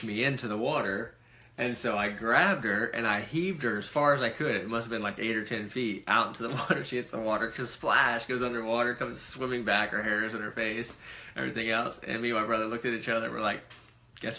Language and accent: English; Florida, United States; also born or lived in Hawaii; When we lived in Hawaii, this is crazy because we're from Florida.